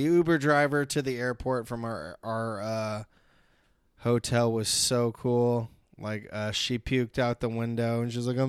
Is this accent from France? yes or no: no; Los Angeles, California, United States; My hometown.